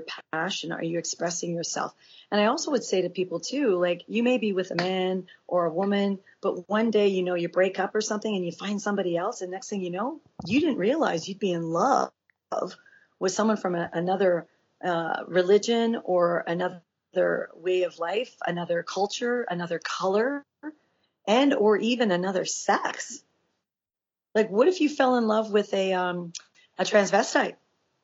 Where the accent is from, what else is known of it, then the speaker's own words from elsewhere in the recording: Miami, Florida, United States; moved away; growing up in Miami for 10 years